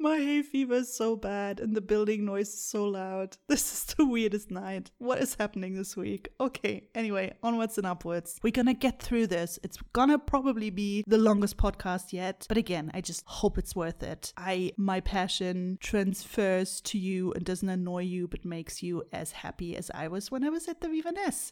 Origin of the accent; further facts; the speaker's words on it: Bonn, North Rhine-Westphalia, Germany; moved away as an adult; now in New Zealand; when I still lived, uh, in my hometown in Bonn